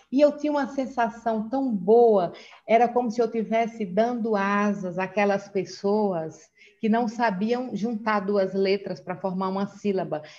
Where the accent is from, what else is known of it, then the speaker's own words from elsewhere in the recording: Northeast Region, Brazil; now in Manaus, Brazil; Eu sou do Nordeste, eu moro aqui em Manaus já há 18 anos.